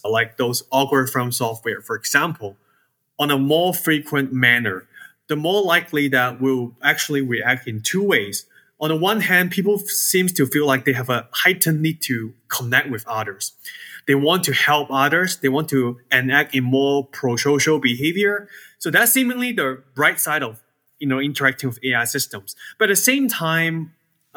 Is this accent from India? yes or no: no; Hong Kong; now in Georgia, United States; I was born and raised in Hong Kong